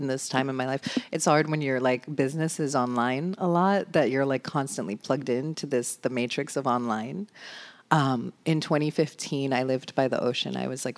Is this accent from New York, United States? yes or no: yes; New York, United States; I grew up like in New York and like that, you know what I mean?